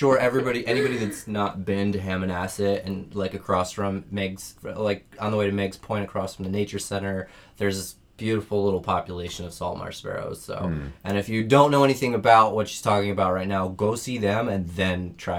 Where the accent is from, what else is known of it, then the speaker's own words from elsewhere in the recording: England, United Kingdom; Because I'm English. I burn terribly like a lobster.